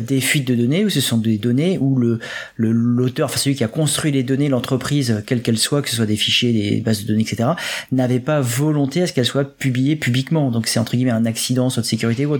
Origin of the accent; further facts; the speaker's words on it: France; nous sommes français